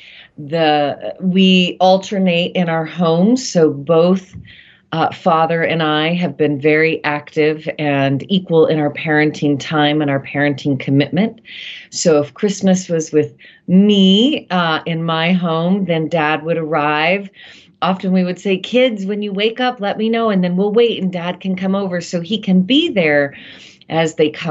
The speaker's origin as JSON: {"language": "English", "country": "United States", "said": "here in my home country of the United"}